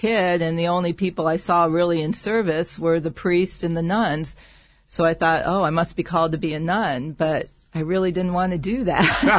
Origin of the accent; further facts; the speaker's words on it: Toledo, Ohio, United States; I grew up in Toledo, Ohio